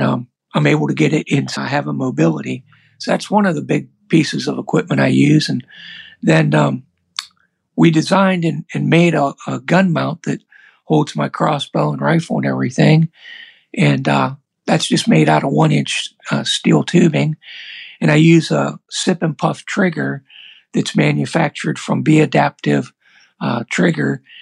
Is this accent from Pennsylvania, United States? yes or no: yes; Pennsylvania, United States; I'm from Pennsylvania